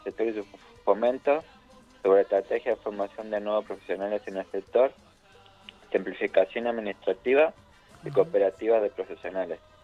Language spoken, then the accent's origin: Spanish; Argentina